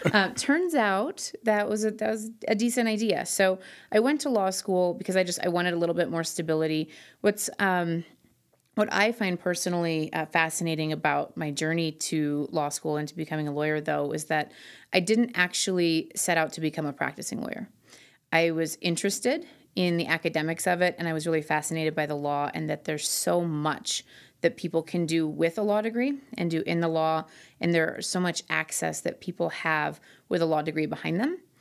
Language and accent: English; Twin Cities, Minnesota, United States; also born or lived in Florida / Hawaii / South Korea; now in Denver, United States; I was raised mostly in the Twin Cities in Minnesota.